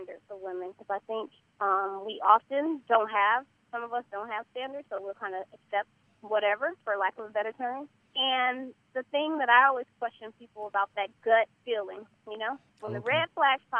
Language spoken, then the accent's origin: English; California, United States; also born or lived in Jackson, Mississippi; I was born down south in Jackson, Mississippi. So I have that southern background. But, you know, my mom moved to California when I was 5, so I grew up here, you know. Raised in California